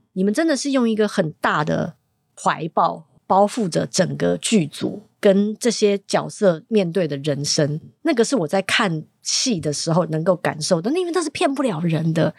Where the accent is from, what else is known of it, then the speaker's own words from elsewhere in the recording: Taiwan; also born or lived in Hong Kong (family background); 我是一个香港背景，但是在嗯。台湾长大的女生